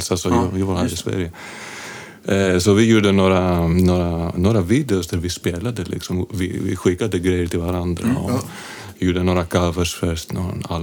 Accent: Athens, Attica, Greece; Swedish is a second language; moved away as an adult; also born or lived in London; now in Sweden; Jag är från Aten i Grekland

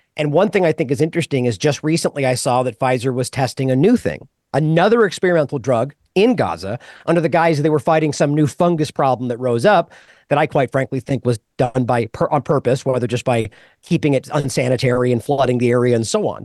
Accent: United States; I'm an American

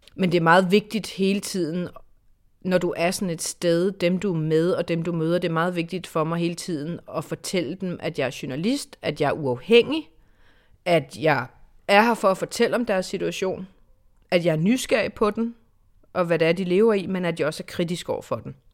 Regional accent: Denmark; jeg er journalist, jeg er fra Danmark, vi er fra Dansk Fjernsyn

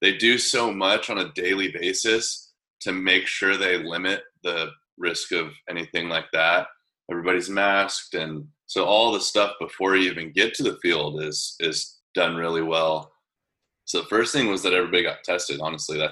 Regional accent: San Diego, California, United States; growing up in San Diego

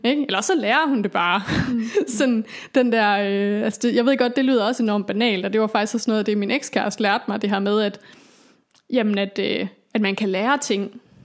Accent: Aalborg, North Denmark Region, Denmark; also born or lived in Copenhagen; flyttede jo så hjem til Aalborg

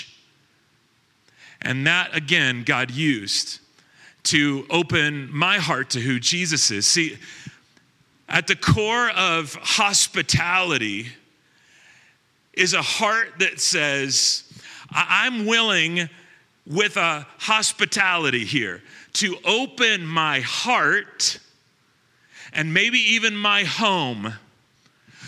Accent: Long Beach, California, United States; also born or lived in Lake Arrowhead, California; When I was 15, we moved from Long Beach, California to Lake Arrowhead, California

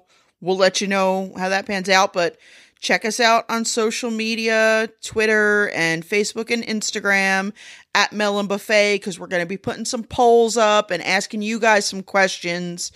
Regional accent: United States; I'm American

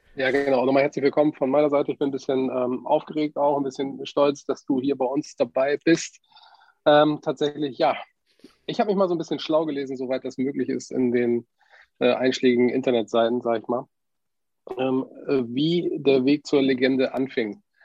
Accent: Wilhelmshaven, Lower Saxony, Germany; born or raised there

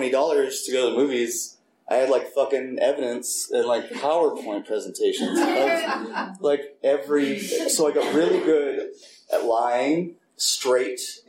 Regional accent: Piedmont, California, United States; I was born and raised in Oakland, more specifically Piedmont

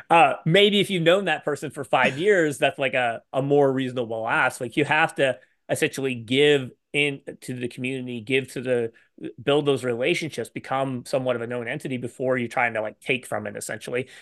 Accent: Canada; I'm Canadian

